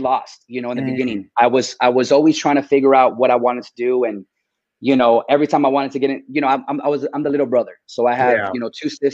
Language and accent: English; Corona, California, United States; I grew up in Corona, California, in the Inland Empire